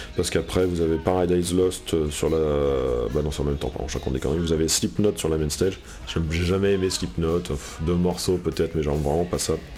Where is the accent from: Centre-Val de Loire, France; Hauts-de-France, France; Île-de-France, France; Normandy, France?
Normandy, France; Je suis normand